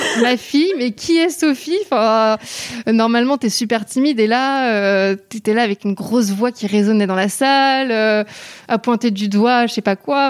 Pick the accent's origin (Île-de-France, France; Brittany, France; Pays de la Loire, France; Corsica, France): Île-de-France, France; Paris; je suis originaire de Paris